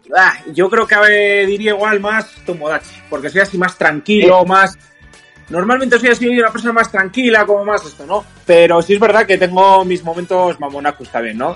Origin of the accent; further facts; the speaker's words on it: Basque Country, Spain; de aquí, de aquí, de Euskadi, que es de donde soy yo